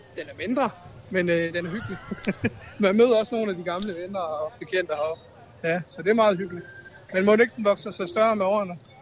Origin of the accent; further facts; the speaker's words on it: Skagen, North Denmark Region, Denmark; moved away; Vi er oprindeligt heroppe fra Skagen, så vi er lige kommet hjem i dagens anledning